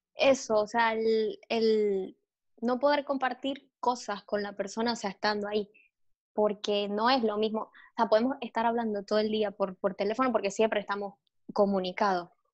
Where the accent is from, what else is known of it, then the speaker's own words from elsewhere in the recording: Maracaibo, Zulia, Venezuela; also born or lived in Caracas; yo no me puedo regresar a Maracaibo